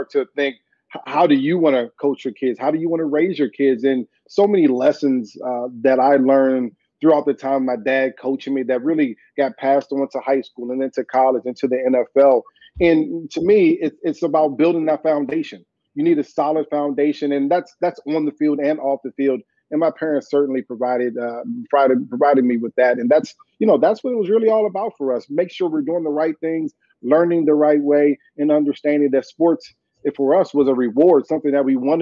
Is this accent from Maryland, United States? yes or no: yes; Fort Washington, Maryland, United States; I grew up in Fort Washington, Maryland, which is a suburb right outside of D.C.